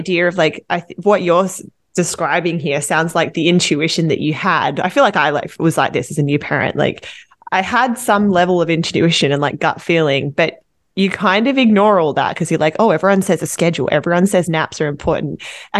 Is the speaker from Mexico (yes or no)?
no; Australia; now in Vancouver, Canada; I've lived yeah. in Vancouver. I'm from Australia, honestly. I'm here from Australia